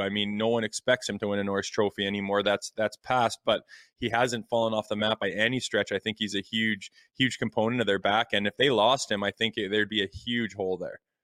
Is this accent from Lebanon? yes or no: no; Canada; as a Canadian hockey fan